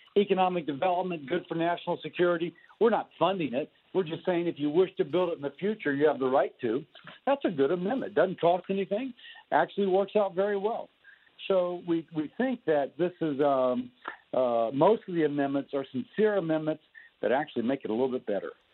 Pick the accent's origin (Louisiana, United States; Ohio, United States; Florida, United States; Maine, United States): Louisiana, United States; Baton Rouge; my hometown, by the way, Baton Rouge